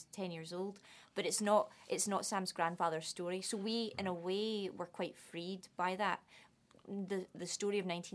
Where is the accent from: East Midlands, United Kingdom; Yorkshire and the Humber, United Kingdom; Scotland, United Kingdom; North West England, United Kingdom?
Scotland, United Kingdom; accent: Scottish; moved away; also born or lived in London